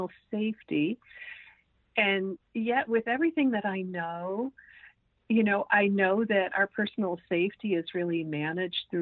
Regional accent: Midwest, United States; growing up in the Midwest

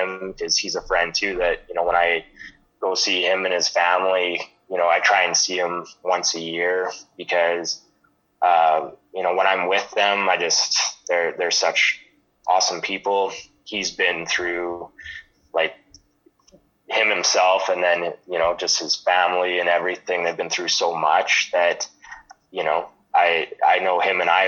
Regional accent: Lethbridge, Alberta, Canada; growing up in Lethbridge my whole life.

